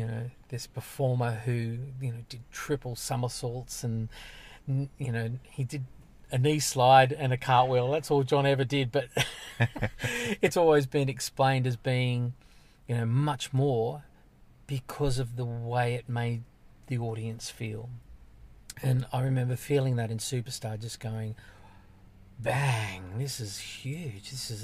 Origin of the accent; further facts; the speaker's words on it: Sydney, New South Wales, Australia; Western suburbs. Guildford. It's a working class area. It was a fantastic place to grow up in.